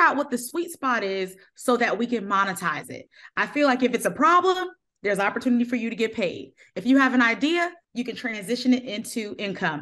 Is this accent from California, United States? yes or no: no; New Jersey, United States; now in Raleigh, United States; I'm originally from New Jersey, but now I live in Raleigh, North Carolina